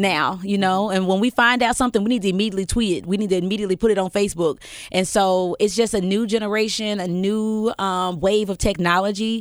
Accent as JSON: {"language": "English", "town": "Memphis", "region": "Tennessee", "country": "United States", "tie": "born or raised there", "also_born_or_lived": "Millington, Tennessee", "said": "we moved from North Memphis to Fraser, and that is where I grew up"}